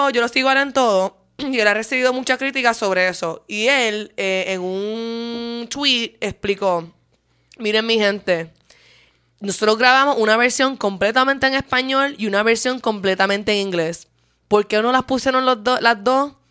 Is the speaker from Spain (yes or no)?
no; Puerto Rico; now in Argentina; Segundo, soy de Puerto Rico, still pay taxes there.